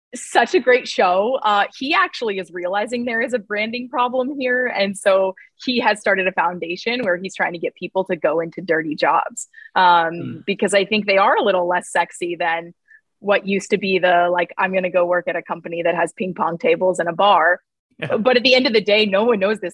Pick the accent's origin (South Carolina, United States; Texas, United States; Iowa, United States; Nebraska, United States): Nebraska, United States; now in Cleveland, United States; I was born in Nebraska